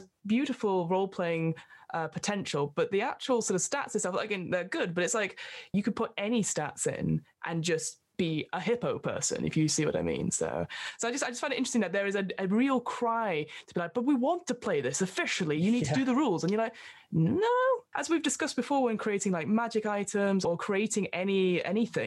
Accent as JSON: {"language": "English", "country": "United Kingdom", "said": "we are British"}